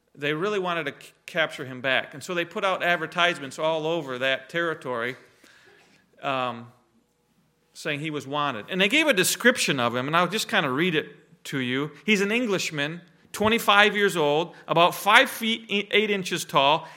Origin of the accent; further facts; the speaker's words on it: Reed City, Michigan, United States; We, we grew up in the Reed City Church with Jack and Ray Seeth there